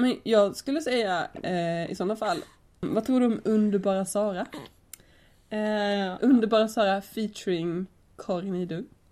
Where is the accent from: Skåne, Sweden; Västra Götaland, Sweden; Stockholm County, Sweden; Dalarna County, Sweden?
Skåne, Sweden; Lund; now in Gothenburg, Sweden; från Lund kommer jag ifrån